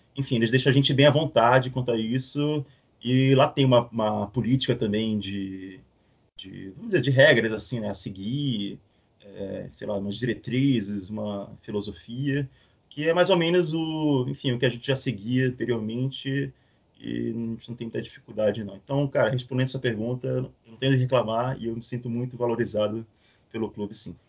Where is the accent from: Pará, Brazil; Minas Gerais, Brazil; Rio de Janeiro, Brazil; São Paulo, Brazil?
Pará, Brazil; Belém; now in Florianópolis, Brazil; Eu morei muito tempo em Belém, nasci em Belém, apesar da minha família, metade da minha família ser mineira